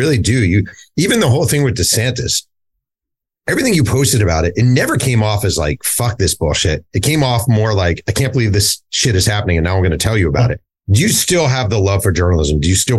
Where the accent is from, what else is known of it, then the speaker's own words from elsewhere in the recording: Kansas City, Kansas, United States; A bit of background on me. I'm from Kansas City, Kansas, and I'm a diehard Chiefs and Jayhawks fan.